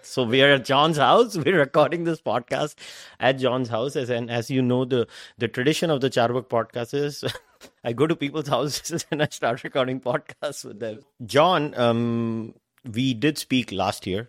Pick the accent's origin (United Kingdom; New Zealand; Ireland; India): India; now in Canada; as an Indian